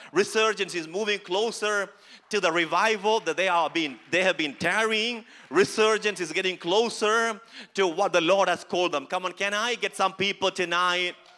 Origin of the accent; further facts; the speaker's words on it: Kerala, India; English is a second language; now in Edmonton, Canada; I'm not from Canada, as you can see, from India, from Kerala. I don't know English as well as you know